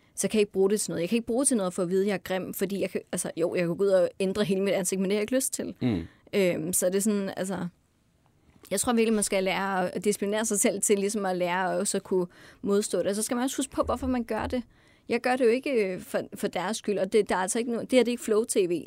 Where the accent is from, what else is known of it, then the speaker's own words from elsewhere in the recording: North Jutland, North Denmark Region, Denmark; jeg er fra Nordjylland af